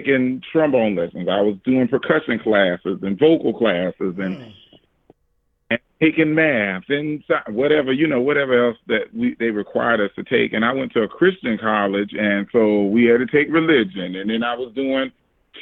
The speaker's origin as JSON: {"language": "English", "town": "Orangeburg", "region": "South Carolina", "country": "United States", "lives_now": "Charleston, United States", "said": "I live in Charleston, South Carolina, by way of Orangeburg, South Carolina, but South Carolina"}